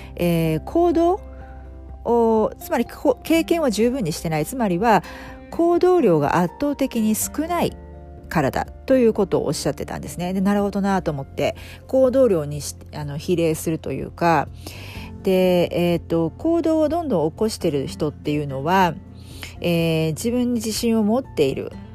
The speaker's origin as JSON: {"language": "Japanese", "country": "Japan", "tie": "born or raised there", "moved": "yes", "said": "私の実家日本の実家"}